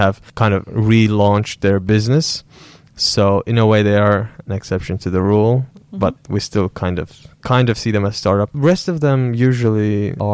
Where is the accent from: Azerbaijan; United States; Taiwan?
Azerbaijan; moved away as an adult; also born or lived in South Korea; now in Finland; I'm from Azerbaijan.